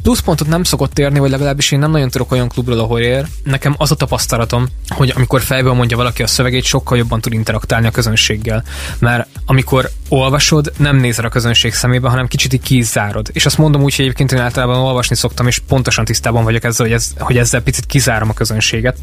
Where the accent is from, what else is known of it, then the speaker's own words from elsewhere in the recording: Mindszent, Csongrád-Csanád, Hungary; also born or lived in Szeged; én amúgy eredetileg Mindcentről jöttem